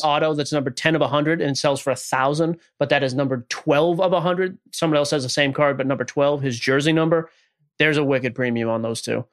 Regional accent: Boston, Massachusetts, United States; moved away as an adult; now in Nashville, United States; born and raised in Boston, Massachusetts, about twenty minutes north of the city

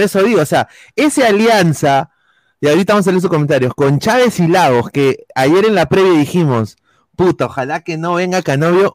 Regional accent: Peru; como peruanos

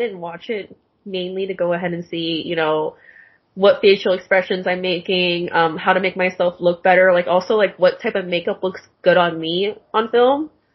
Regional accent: Tacoma, Washington, United States; moved away as an adult; now in Los Angeles, United States; I'm from Tacoma, Washington

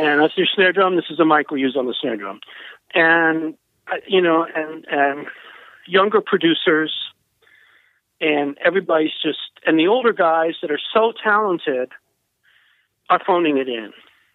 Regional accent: Cincinnati, Ohio, United States; moved away; also born or lived in New York City; I grew up north, just north. I grew up in Cincinnati

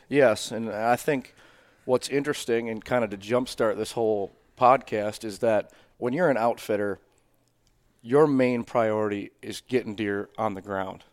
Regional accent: Iola, Wisconsin, United States; I'm from Wisconsin. I'm from north central Wisconsin, Wapaca County, uh, Iola, Wisconsin

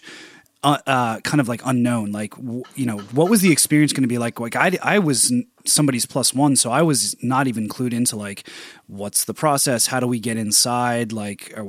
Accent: Philadelphia, Pennsylvania, United States; moved away; my hometown where I was born and raised and still have so many friends and family and just so much love for Philadelphia

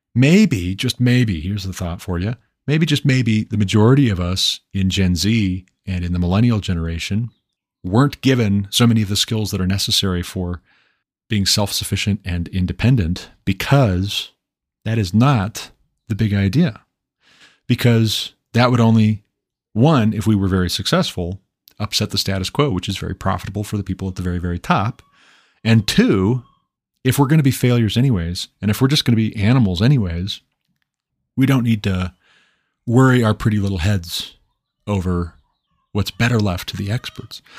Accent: Montana, United States; moved away as an adult; move back to my home state of Montana

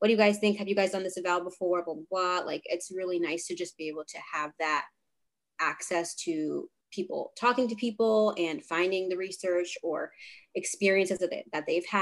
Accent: Rhode Island, United States; also born or lived in Boston; I'm from Rhode Island, born and raised

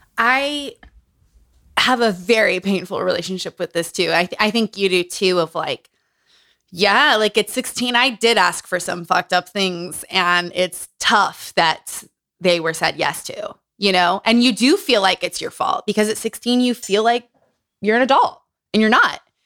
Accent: Utah, United States; Growing up in Utah

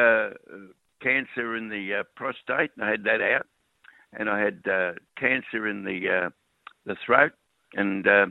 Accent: Melbourne, Victoria, Australia; I was born, bred, educated, married. I married the girl that lived opposite me in Richmond, in Lennox Street, Richmond.

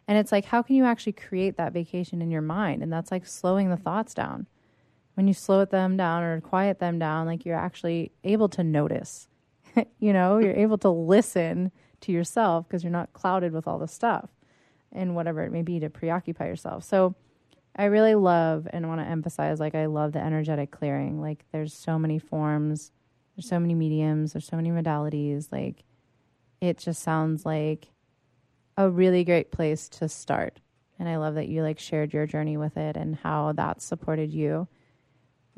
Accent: Pittsburgh, Pennsylvania, United States; now in California, United States; I was raised Catholic. I'm from Pittsburgh.

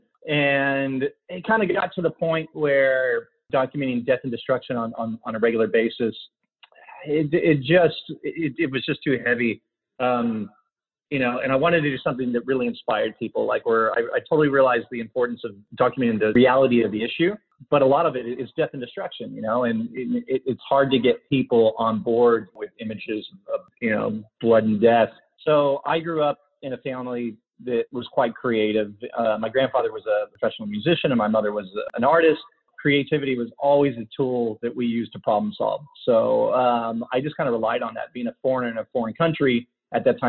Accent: United States; I grew up in the States

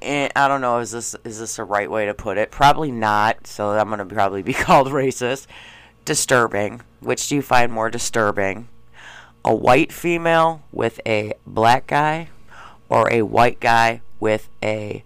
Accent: Schaumburg, Illinois, United States; I grew up in Schaumburg.

